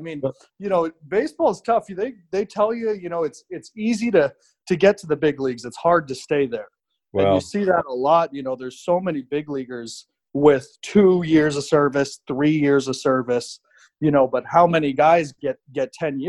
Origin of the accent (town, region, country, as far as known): Arizona, United States; born or raised there; also born or lived in Minnesota